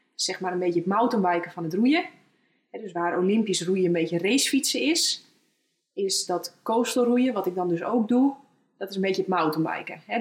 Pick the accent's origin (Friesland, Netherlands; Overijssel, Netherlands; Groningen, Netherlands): Friesland, Netherlands; geboren in Friesland